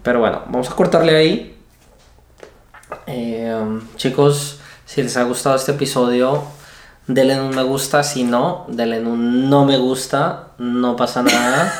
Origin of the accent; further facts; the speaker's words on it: Colombia; moved away; En Colombia no le decimos bombones, les decimos más melos